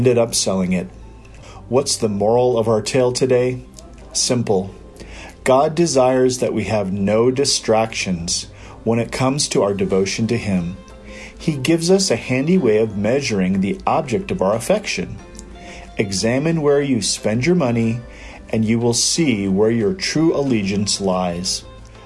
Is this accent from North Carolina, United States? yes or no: no; Iowa, United States; moved away; also born or lived in Albuquerque, New Mexico; Growing up in Iowa